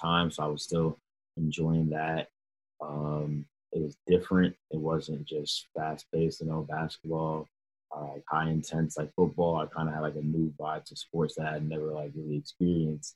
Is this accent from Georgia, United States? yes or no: yes; Atlanta, Georgia, United States; also born or lived in New York; I had just moved to Atlanta, Georgia. Obviously, I was born in New York